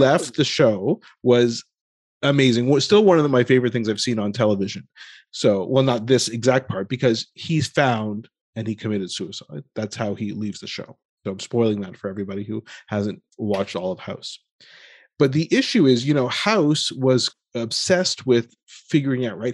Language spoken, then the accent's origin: English; United States; being born and raised in America being South Asian